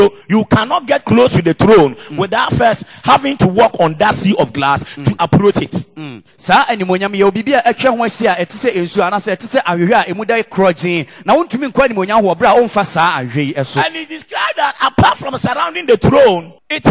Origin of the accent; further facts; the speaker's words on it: Ashanti, Ghana; a typical Ashanti man that comes from my hometown